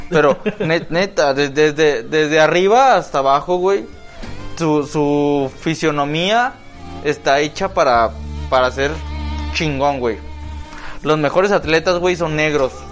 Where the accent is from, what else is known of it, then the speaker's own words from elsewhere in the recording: Guadalajara, Jalisco, Mexico; la historia de Chilango, uno como tapatío también le, teme, güey.